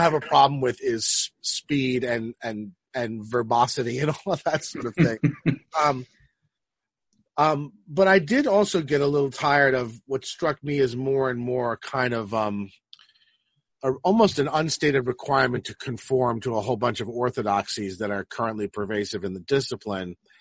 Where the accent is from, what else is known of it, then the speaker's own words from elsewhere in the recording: Roslyn, New York, United States; also born or lived in Manhattan / Queens; I grew up in Roslyn